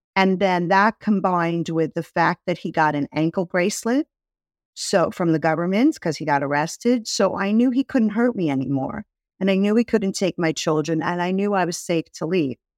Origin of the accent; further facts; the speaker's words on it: New York City, New York, United States; I grew up in Brooklyn